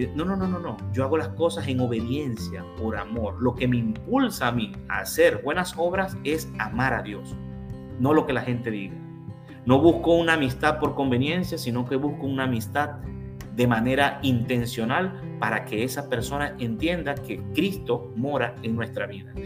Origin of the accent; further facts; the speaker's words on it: Venezuela; now in Mexico; en el 2018 yo, yo recibí la nacionalidad mexicana, así que si me ponen arepas, soy venezolano